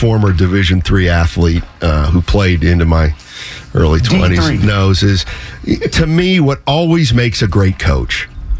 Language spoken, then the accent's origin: English; Reading, Pennsylvania, United States; I like the Yankees because more Yankee games were actually broadcast where I grew up in Philadelphia, outside Philadelphia, because there's no cable back then.